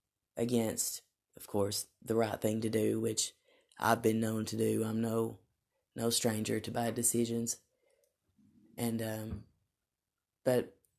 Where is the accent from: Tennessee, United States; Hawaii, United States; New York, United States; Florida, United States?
Tennessee, United States; accent: Southern; It kind of began to overcome my southern accent